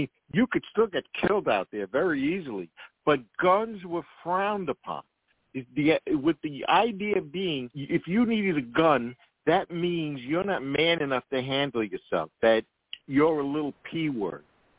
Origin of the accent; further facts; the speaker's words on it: Queens, New York, United States; from where, even though I grew up in Queens, I've always said this, I saw my first